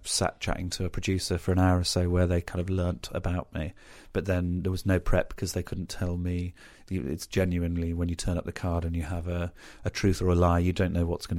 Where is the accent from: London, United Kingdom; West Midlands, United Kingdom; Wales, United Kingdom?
West Midlands, United Kingdom; Birmingham; I'm from Birmingham.